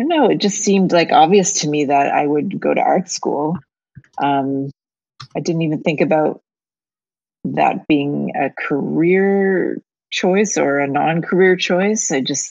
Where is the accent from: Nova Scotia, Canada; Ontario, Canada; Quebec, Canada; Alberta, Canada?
Nova Scotia, Canada; Dartmouth; My mother always cringes when I say I'm from Halifax because it's across the harbor.